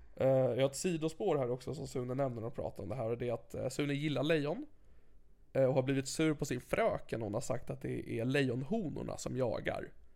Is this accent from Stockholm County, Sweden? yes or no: yes; Sigtuna, Stockholm County, Sweden; Jag växte upp i Sigtuna